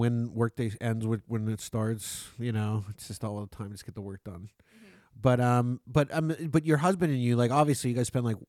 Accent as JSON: {"language": "English", "area": "Niagara region", "region": "Ontario", "country": "Canada", "tie": "born or raised there", "said": "I grew up here, too"}